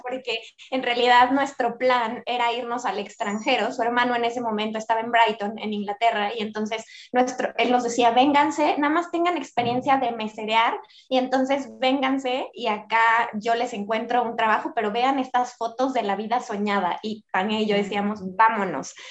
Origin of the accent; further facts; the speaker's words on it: Mexico; soy una mujer mexicana